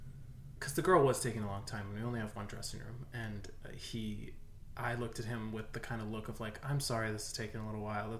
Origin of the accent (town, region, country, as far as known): Omaha, Nebraska, United States; now in Arizona, United States